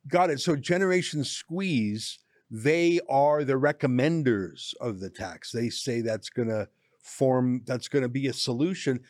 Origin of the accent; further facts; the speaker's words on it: Canada; I am a Canadian